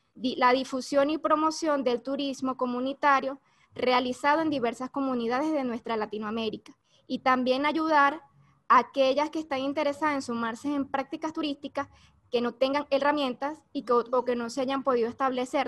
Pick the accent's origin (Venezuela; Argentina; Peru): Venezuela; also born or lived in Caracas; soy de Venezuela, vivo en Caracas